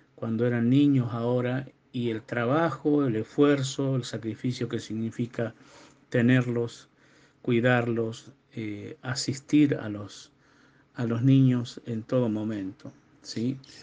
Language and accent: Spanish; Tucumán, Argentina; now in Colinas del Cerro, Argentina; vivo en Colinas del Cerro, eh, nací en Tucumán